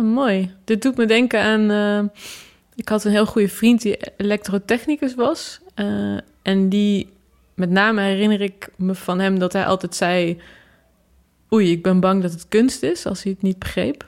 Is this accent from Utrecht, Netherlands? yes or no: yes; Utrecht, Netherlands; de plek waar ik geboren ben